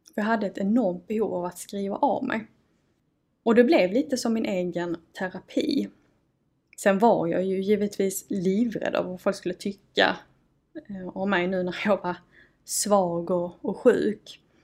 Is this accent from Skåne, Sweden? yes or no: yes; Malmö, Skåne, Sweden; accent: broad Scanian (grov skånska); Jag ehm, kommer och eh, bor i Malmö. Då hör man kanske på dialekten. Ehm, jag har faktiskt alltid fått höra att jag har en ganska grov skånska.